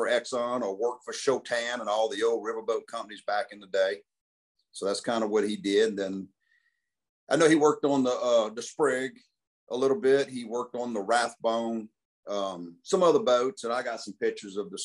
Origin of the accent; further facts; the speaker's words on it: Baton Rouge, Louisiana, United States; also born or lived in Port Allen, Louisiana; I was born in Baton Rouge, Louisiana, 1964. I'm still resident. I live here